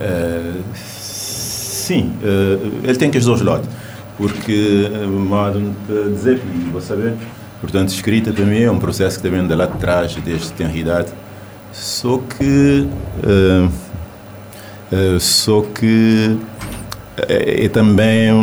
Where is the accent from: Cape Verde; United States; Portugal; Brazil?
Cape Verde; first language Cape Verdean Creole; Portuguese is a second language; nós, cabo-verdianos